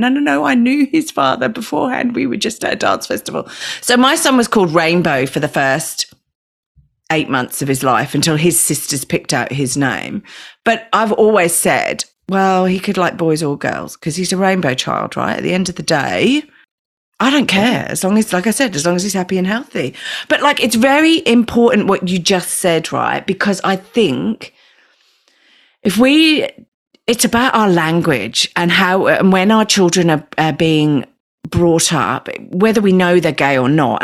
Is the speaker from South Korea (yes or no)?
no; Australia; we're Australian